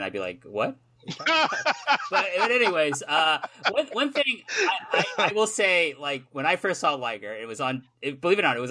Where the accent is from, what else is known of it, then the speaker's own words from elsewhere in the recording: Toronto, Ontario, Canada; moved away as an adult; also born or lived in South Korea; now in Japan; I was born in South Korea. I grew up in Toronto. I live in Japan now